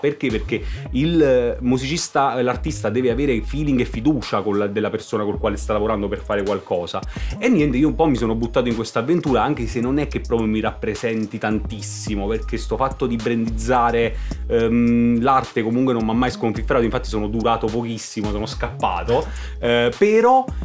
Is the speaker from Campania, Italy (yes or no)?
yes; Benevento, Campania, Italy; per un beneventano fingere di essere un napoletano è difficile proprio, non lo sono